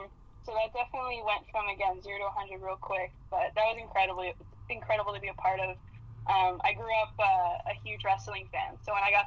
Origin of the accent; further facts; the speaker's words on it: Windsor, Ontario, Canada; I'm from Windsor